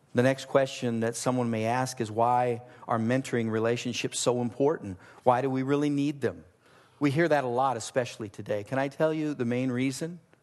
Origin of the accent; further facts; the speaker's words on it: Southern California, United States; I grew up in Southern California